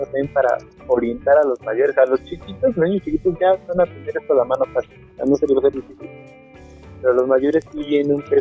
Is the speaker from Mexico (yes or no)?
yes; Mexico; Como mexicanos nos gusta hacer las cosas rápido